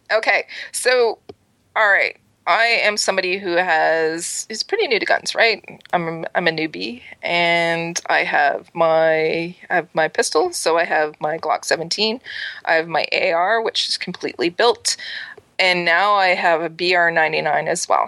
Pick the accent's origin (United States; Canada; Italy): Canada; East Coast; I'm an East Coast girl